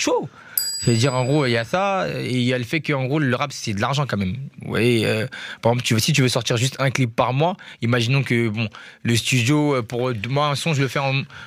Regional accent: Paris, Île-de-France, France; Je suis né à Paris en plus. J'ai cette chance-là. J'ai grandi à Paris

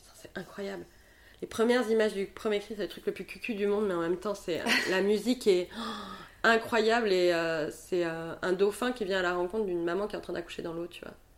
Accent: Montpellier, Occitania, France; also born or lived in Paris; now in Bordeaux, France; je suis rentrée à Montpellier donc dans ma ville natale

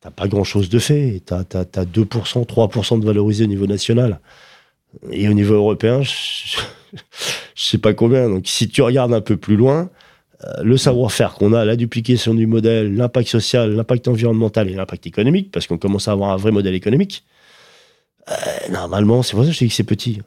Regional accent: Paris, Île-de-France, France; je suis un Parisien, on est à Paris

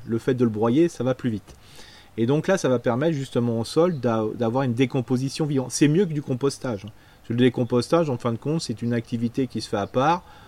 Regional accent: Alsace, Grand Est, France; on est alsacien, on mange une tarte flambée le samedi soir

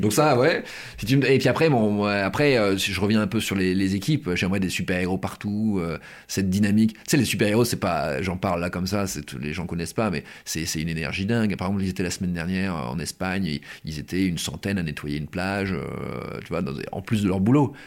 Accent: Pas-de-Calais, Hauts-de-France, France; Moi, je viens du Pas-de-Calais, hein, je viens de, je viens de, de, de, de cette région

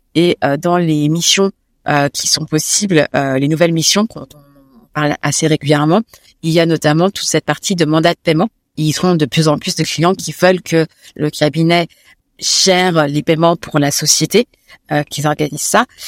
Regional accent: Paris, Île-de-France, France; Je suis très Paris parce que j'ai grandi à Paris.

